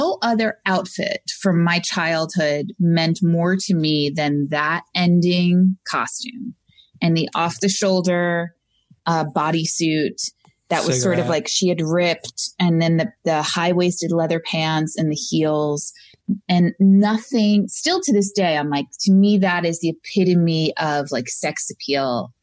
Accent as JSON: {"language": "English", "area": "Long Island", "region": "New York", "country": "United States", "moved": "yes", "lives_now": "California, United States", "said": "Originally from Long Island"}